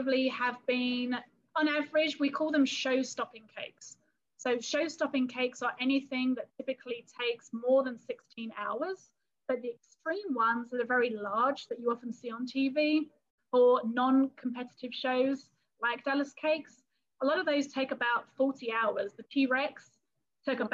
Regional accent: London area, United Kingdom; accent: English; moved away as an adult; now in Texas, United States; I am originally from England and from the London area

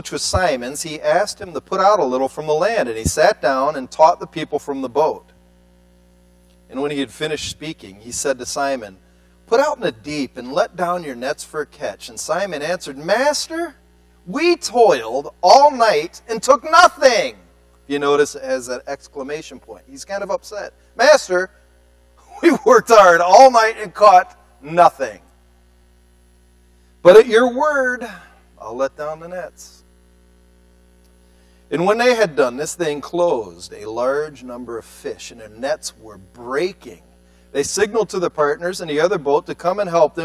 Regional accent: Cleveland, Ohio, United States; moved away; I come from Cleveland urban setting.

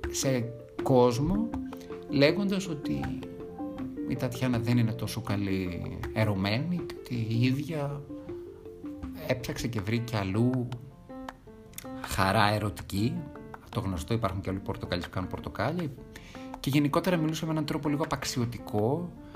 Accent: Thessaloniki, Central Macedonia, Greece; γεννήθηκα και μεγάλωσα στη Θεσσαλονίκη

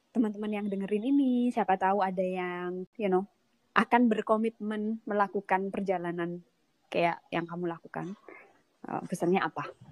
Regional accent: Indonesia; moved away as an adult; aku merasa karakterku masih sangat Indonesia banget karena aku meninggalkan Indonesia pas sudah dewasa

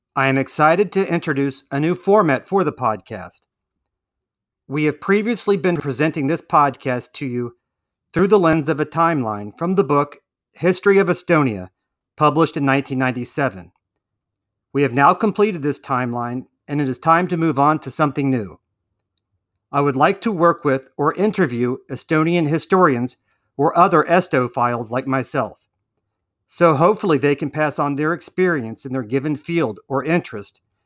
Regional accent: United States; As an American citizen

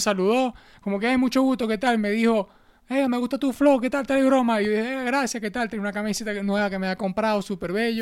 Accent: Venezuela; nosotros que somos unos huevones venezolanos

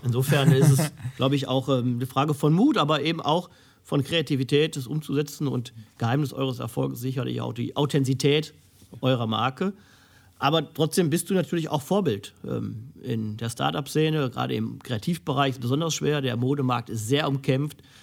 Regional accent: Essen, North Rhine-Westphalia, Germany; meiner Heimatstadt Essen

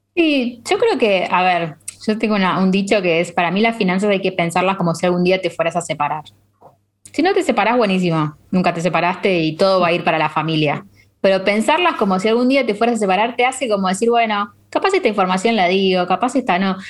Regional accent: Argentina; países como Argentina que tenemos esta inflación

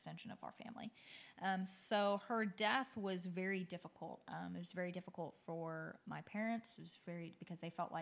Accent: Anchorage, Alaska, United States; moved away; also born or lived in the South (US); I was raised up north in Anchorage, Alaska

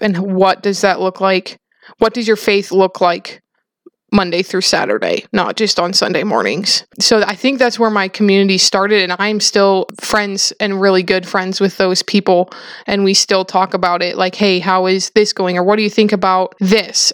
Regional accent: South Dakota, United States; I grew up in South Dakota on a farm

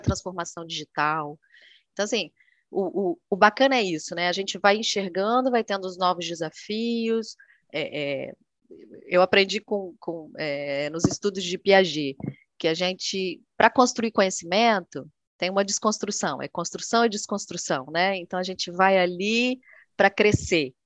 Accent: Vitória, Espírito Santo, Brazil; moved away as an adult; also born or lived in Buenos Aires; now in Rio de Janeiro, Brazil; eu sou do Espírito Santo, né? Eu sou natural de Vitória.

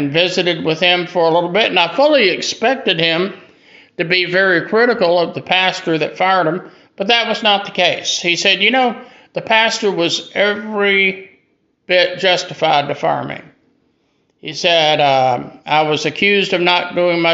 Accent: Greenville, South Carolina, United States; also born or lived in Hattiesburg, Mississippi; I was born and raised here in Greenville, South Carolina.

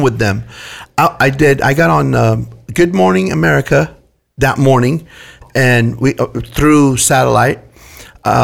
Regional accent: Damascus, Damascus Governorate, Syria; now in California, United States; I grew up very poor in Syria, Damascus, Syria

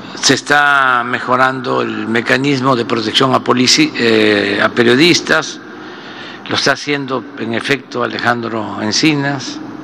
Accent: Mexico

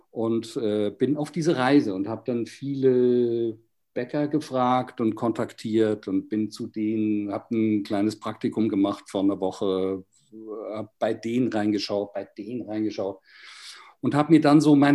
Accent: Basel, Basel-Stadt, Switzerland; Ich bin Schweizer aus Basel. Und Basel, glaube ich, ist die Stadt mit dem besten Brot in der Schweiz.

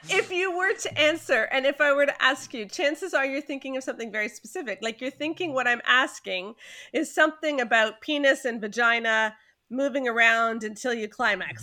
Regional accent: Canada; I'm very Canadian

